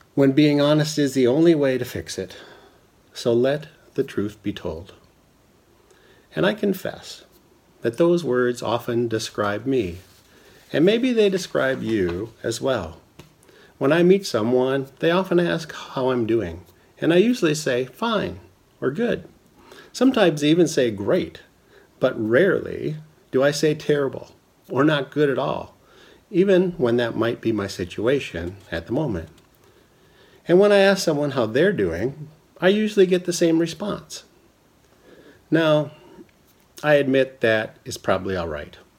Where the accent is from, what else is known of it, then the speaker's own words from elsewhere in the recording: Minnesota, United States; growing up in Minnesota